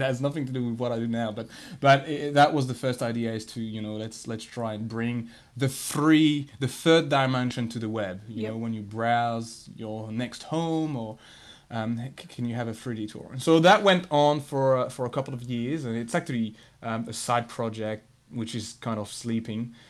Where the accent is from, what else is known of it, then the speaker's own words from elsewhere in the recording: France; moved away; so I grew up in France. Uh, um, I was born and, and bred in, in France